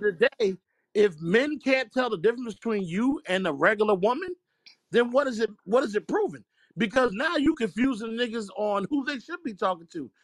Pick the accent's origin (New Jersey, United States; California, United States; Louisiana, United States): New Jersey, United States; I'm from Jersey